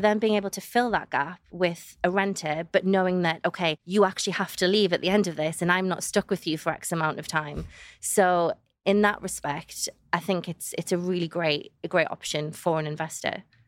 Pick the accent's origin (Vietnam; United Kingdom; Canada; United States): United Kingdom; the Northeast, North East England; moved away as an adult; now in Dubai, United Arab Emirates; I'm from the Northeast, there's so much countryside